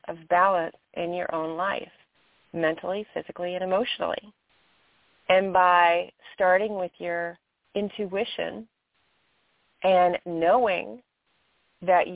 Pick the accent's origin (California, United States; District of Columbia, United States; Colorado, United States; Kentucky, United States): Kentucky, United States; moved away; I'm in my home state of Kentucky